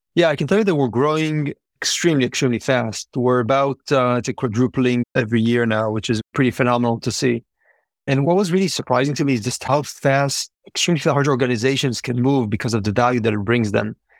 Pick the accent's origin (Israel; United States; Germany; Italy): Israel; moved away; born and raised in Israel